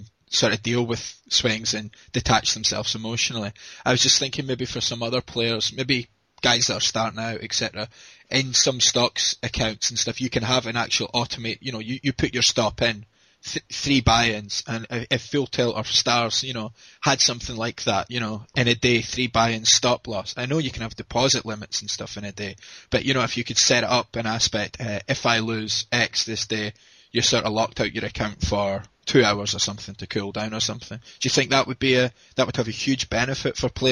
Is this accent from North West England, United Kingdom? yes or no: no; Scotland, United Kingdom; I'm from Scotland in the UK